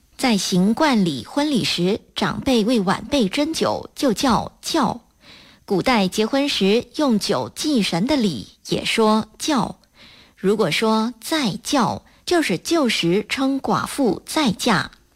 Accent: Malaysia; 我们马来西亚人吃东西总喜欢蘸酱吃

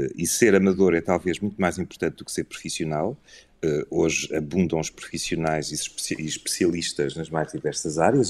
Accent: Bragança area, Norte, Portugal; now in Porto, Portugal; Sou originário da zona de Bragança, portanto é mais a norte, okay. mas de qualquer modo, sim, eh, sou um filho do Porto, por assim dizer, vivo cá já há muitos anos.

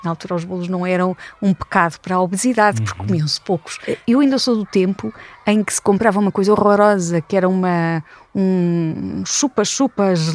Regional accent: Coimbra, Coimbra District, Portugal; born there; porque eu nasci em Coimbra, eh, mas eh, por força das, das circunstâncias de trabalho dos meus pais, andei um bocadinho por vários sítios do nosso país até aos 12 anos.

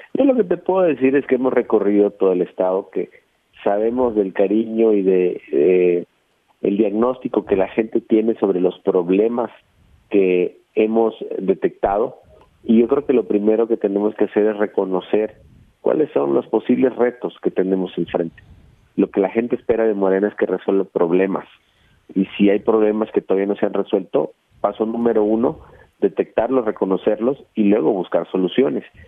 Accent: Veracruz, Mexico; yo soy veracruzano, yo ahí nací, ahí crecí, ahí estudié primaria, secundaria, prepa, mi familia es de ahí

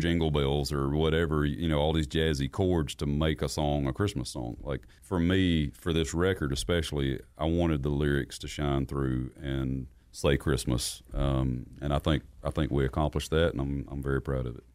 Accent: South Carolina, United States; moved away as an adult; now in Nashville, United States; growing up in South Carolina

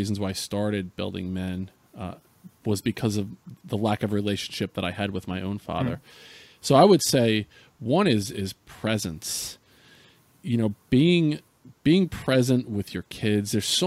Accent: central New Jersey, United States; I grew up in New Jersey. I'd grown up in central New Jersey

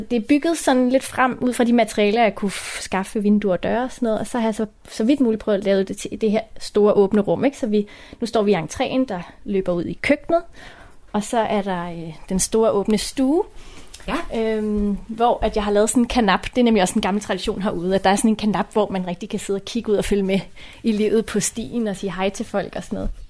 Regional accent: Denmark; og jeg er 35 år, og så er jeg født og opvokset her i Haveforeningen Frederikshøj, øhm, og så har lige været ude og bo i en lejlighed på Amager i nogle år, og så flyttede jeg tilbage i mit selvbyggede hus i 2013.

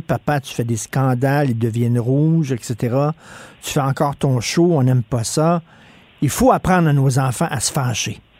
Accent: Quebec, Canada; chez nous, au Québec.

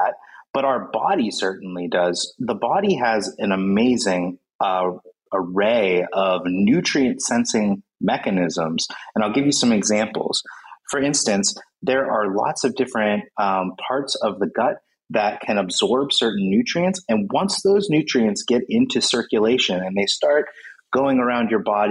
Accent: United States; I'm from the United States

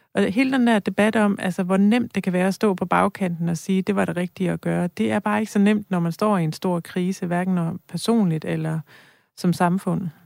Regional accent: near Rigskov, Central Denmark Region, Denmark; moved away; jeg er selv vokset op øh, nogle kilometer derfra

